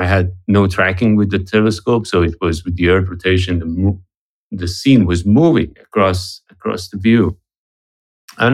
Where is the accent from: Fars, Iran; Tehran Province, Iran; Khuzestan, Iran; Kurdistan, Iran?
Tehran Province, Iran; Tehran; moved away; I'm originally from Iran, from Tehran. I'm Iranian-American science journalist and photographer